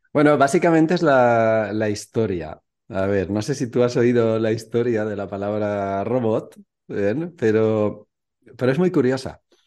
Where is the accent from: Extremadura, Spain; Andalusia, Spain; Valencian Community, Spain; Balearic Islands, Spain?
Valencian Community, Spain; Valencia; moved away as an adult; also born or lived in Mallorca / Barcelona; now in Czech Republic; soy de Valencia, vivo en la República Checa porque mi mujer es checa.